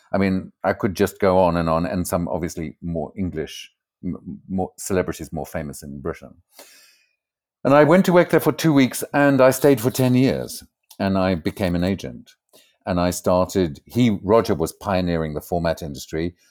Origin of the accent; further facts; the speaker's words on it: Port Elizabeth, Eastern Cape, South Africa; moved away as an adult; also born or lived in Zimbabwe; now in Amsterdam, Netherlands; when I was about three years old, my family moved to South Africa, and I grew up in a hideous